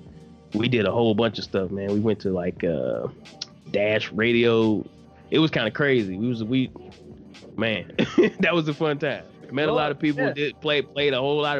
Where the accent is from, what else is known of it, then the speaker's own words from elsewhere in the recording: Detroit, Michigan, United States; I'm from Detroit, born and raised.